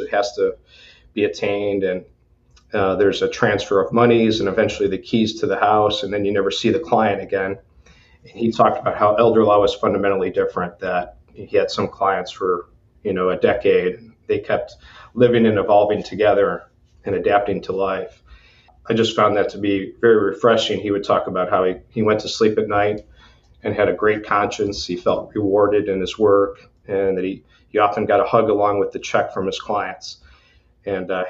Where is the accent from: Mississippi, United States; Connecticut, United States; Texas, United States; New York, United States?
New York, United States; Buffalo; moved away as an adult; now in Lake Wales, United States; I'm from Buffalo, New York originally, and when I was a senior in high school